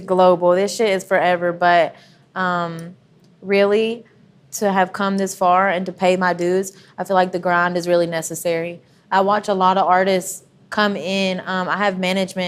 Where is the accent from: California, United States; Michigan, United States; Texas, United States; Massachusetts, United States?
Texas, United States; Athens; I grew up on a farm